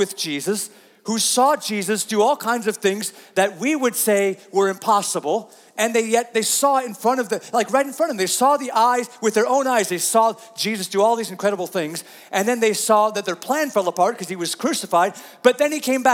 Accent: United States; we typically as American people struggle with pretty good

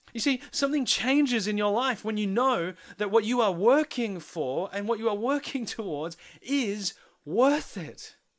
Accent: Philippines; a penny pinching Filipino

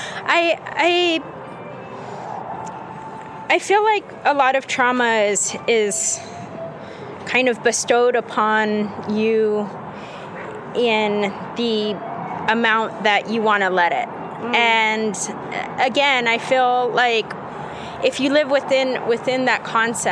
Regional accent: Albuquerque, New Mexico, United States; I'm from Albuquerque

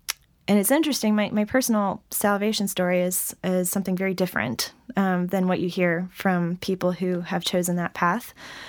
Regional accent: the South, United States; So I grew up in a Christian home. I'm from the Bible Belt, as it's called.

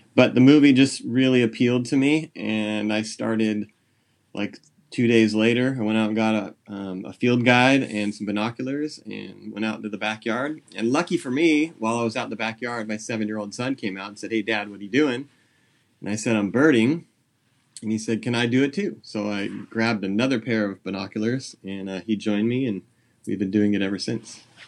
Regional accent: San Jose, California, United States; now in Nipomo, United States; I grew up in San Jose Bay Area

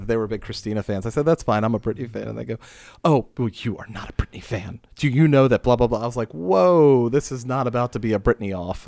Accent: Pittsburgh, Pennsylvania, United States; also born or lived in Steubenville; now in Frederick, United States; I grew up outside of Pittsburgh

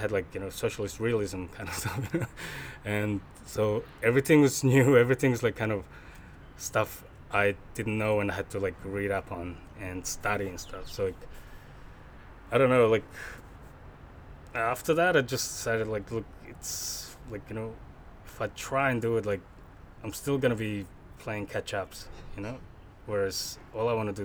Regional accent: Mongolia; moved away as an adult; now in Australia; born and raised in Mongolia

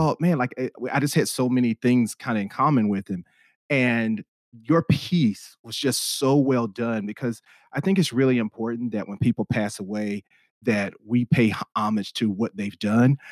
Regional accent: Spartanburg, South Carolina, United States; moved away as an adult; now in Los Angeles, United States; I'm from the Spartanburg area of South Carolina

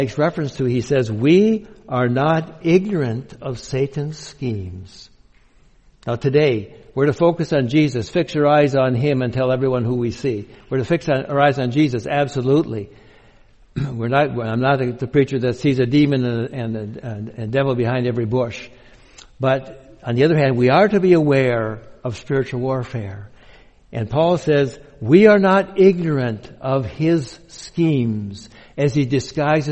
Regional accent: Minnesota, United States; now in Bellingham, United States; I grew up Lutheran in Minnesota, with all the other Swedes there

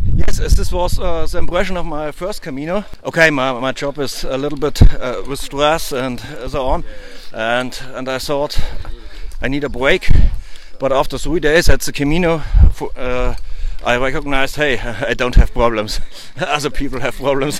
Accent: Lower Bavaria, Germany; first language German; English is a second language; I'm from Lower Bavaria. It's uh, in Germany

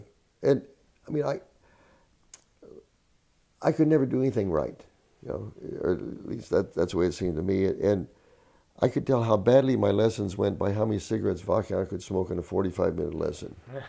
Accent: Illinois, United States; accent: Midwestern twang; I said, "No, sir, I'm from Southern Illinois," because I had Midwestern twang drawl back then.

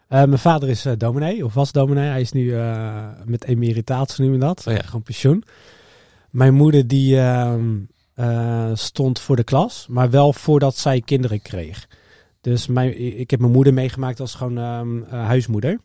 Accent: Harderwijk, Gelderland, Netherlands; moved away as an adult; also born or lived in Alphen aan de Rijn / The Hague; ik ben opgegroeid in Harderwijk

